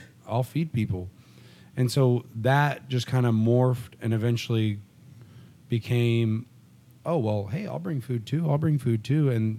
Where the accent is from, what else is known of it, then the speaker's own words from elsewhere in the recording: Central Valley, California, United States; moved away as an adult; now in Oklahoma City, United States; I was originally born and raised in Central Valley, California, middle of nowhere, Cowtown.